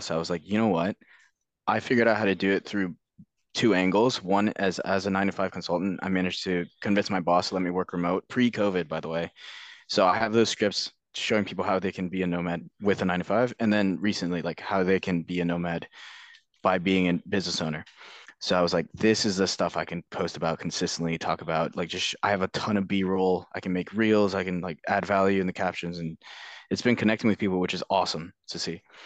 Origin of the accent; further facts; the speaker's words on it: Northern Virginia, United States; moved away as an adult; also born or lived in London; I grew up in Virginia, Northern Virginia